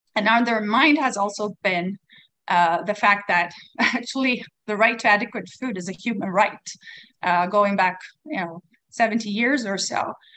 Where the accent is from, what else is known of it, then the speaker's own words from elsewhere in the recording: Sweden; now in Taiwan; I come from Sweden. Uh, we are um, calling in from Taiwan